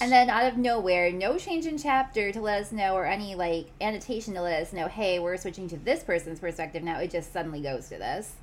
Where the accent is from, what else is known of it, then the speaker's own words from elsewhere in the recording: Milwaukee, Wisconsin, United States; now in Kansas City, United States; my hometown of Milwaukee